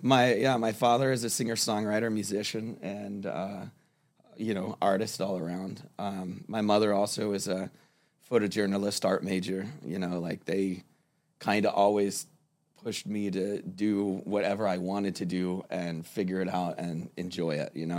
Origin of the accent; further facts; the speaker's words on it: Fort Lauderdale, Florida, United States; also born or lived in Miami / Pittsburgh, Pennsylvania; now in Fort Myers, United States; I grew up in, uh, Fort Lauderdale, um, Broward County area. Uh, I was born in Miami, but that is where I spent most of my life